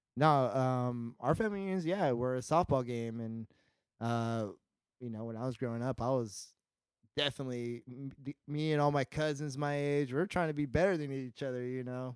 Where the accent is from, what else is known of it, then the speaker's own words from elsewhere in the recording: Visalia, California, United States; I'm from California, Central California, Visalia is near Fresno